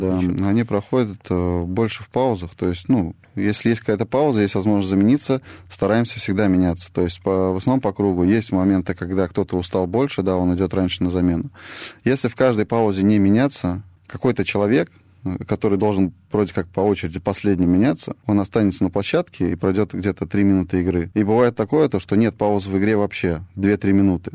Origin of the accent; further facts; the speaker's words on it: Tolyatti, Samara Oblast, Russia; я сам из Тольятти родом